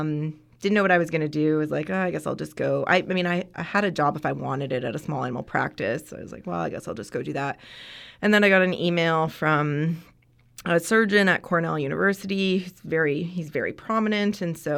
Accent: Ontario, Canada; So I'm Canadian, and so in Ontario

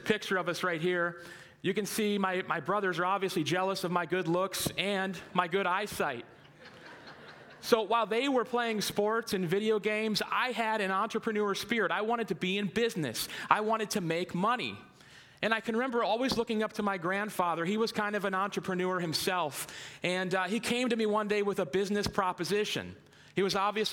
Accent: North Canton, Ohio, United States; now in Green, United States; I was born and raised in North Canton, lived here most of my life

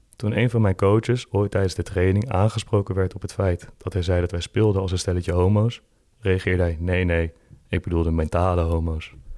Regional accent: Veenendaal, Utrecht, Netherlands; Ik ben opgegroeid in Veenendaal

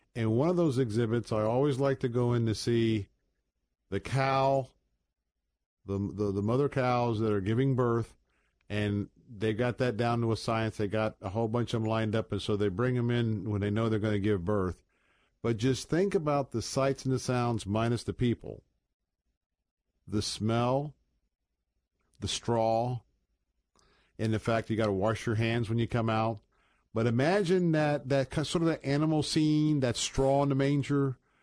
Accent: United States; we as American Christians

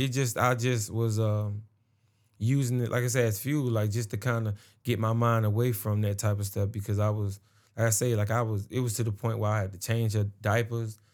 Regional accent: Atlanta, Georgia, United States; I was from Atlanta, you know, that's when I was born

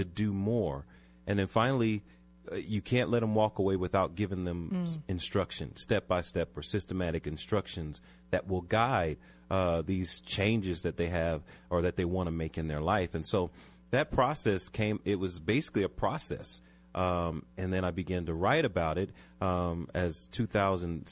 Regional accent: Philadelphia, Pennsylvania, United States; now in Aurora, United States; I'm originally from Philadelphia.

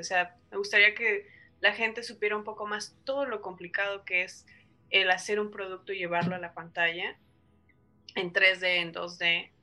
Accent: Mexico; el cine de nuestro país

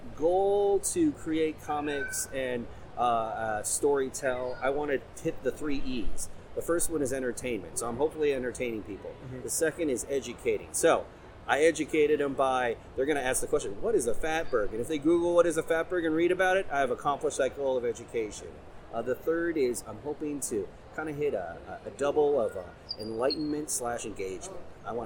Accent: Cincinnati, Ohio, United States; So we're from the Cincinnati area.

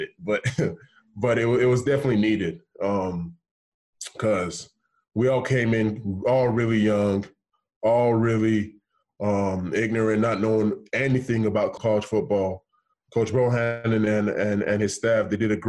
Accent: Houston, Texas, United States; moved away; I was going back to my hometown, Houston

